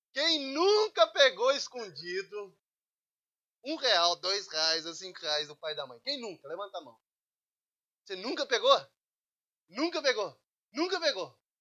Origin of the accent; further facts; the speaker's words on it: Brazil; moved away; Sou brasileiro